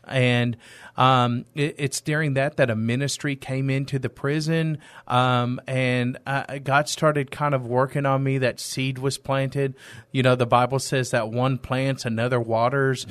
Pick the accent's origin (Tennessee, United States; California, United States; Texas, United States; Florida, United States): Texas, United States; East; moved away as an adult; now in San Antonio, United States; I'm originally from East Texas. I've been in San Antonio for ten years.